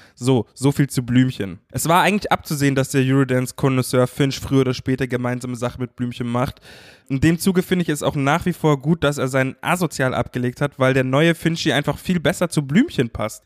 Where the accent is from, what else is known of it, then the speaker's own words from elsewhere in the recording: Munich, Bavaria, Germany; ich als Münchner